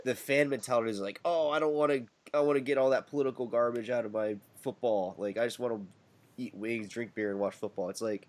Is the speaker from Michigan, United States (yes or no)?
no; Pittsburgh, Pennsylvania, United States; now in Philadelphia, United States; I grew up in Pittsburgh